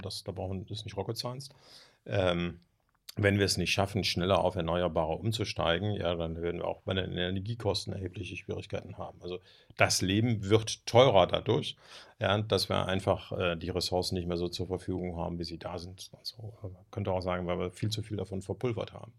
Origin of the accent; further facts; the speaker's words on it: Germany; als Deutsche